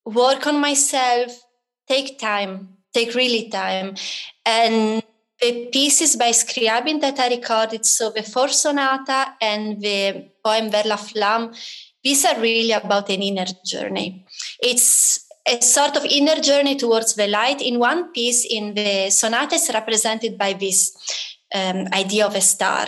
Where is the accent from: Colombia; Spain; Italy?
Italy; moved away as an adult; I grew up in Italy